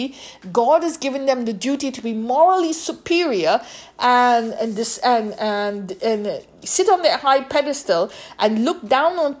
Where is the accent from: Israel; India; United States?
India; moved away; Even in India, growing up in India, I have never come across caste